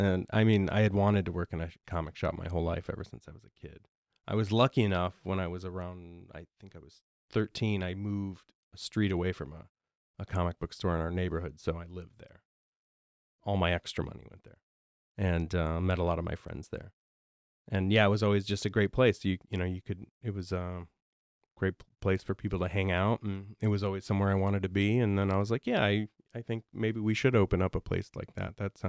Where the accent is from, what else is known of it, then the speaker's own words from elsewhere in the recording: Roscoe, Illinois, United States; We grew up in Roscoe, Illinois, which is near Rockford.